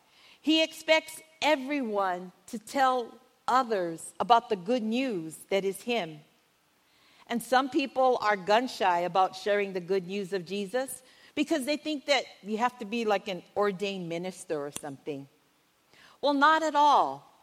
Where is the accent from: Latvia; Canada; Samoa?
Samoa; moved away as an adult; When my husband and I moved here from Samoa, we were like in our 20s, so it was like kind of, you know, many moons ago.